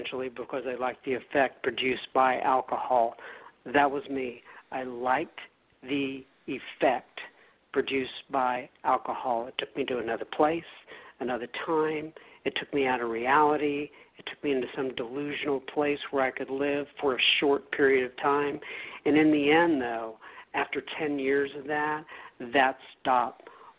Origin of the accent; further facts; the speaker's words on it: Dallas, Texas, United States; accent: Texas; also born or lived in Bangor, Maine; I am from the Dallas, Texas area. I have primarily lived here my entire life.